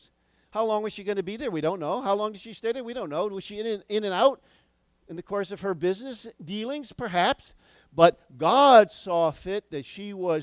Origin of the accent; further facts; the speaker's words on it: United States; as American citizens